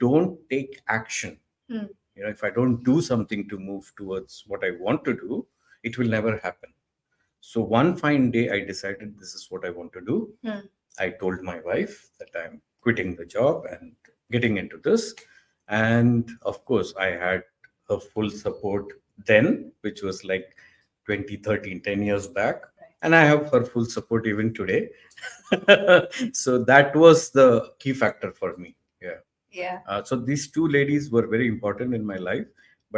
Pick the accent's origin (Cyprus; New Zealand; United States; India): India; South India; we come from the South Indian family